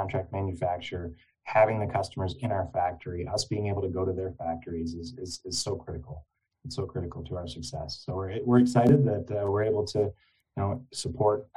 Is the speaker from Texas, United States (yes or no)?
no; Flint, Michigan, United States; I grew up born and raised in Michigan. I grew up on the east side of the state, so I grew up in the Flint area